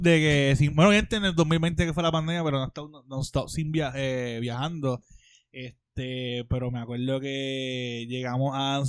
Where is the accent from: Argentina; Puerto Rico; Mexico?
Puerto Rico; San Juan; Yo soy de San Juan. Soy de la ciudad capital